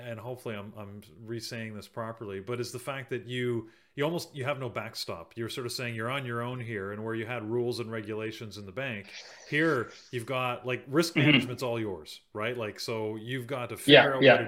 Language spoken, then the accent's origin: English; Canada; I'm Canadian